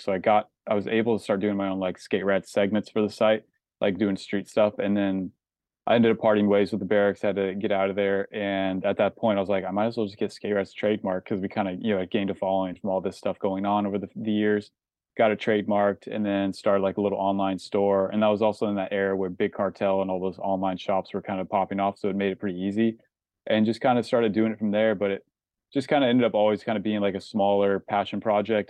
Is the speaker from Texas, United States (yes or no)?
no; Snohomish, Washington, United States; also born or lived in Maltby, Washington; now in Los Angeles, United States; I grew up kind of in Snohomish, but I kinda grew up next to Lake Stevens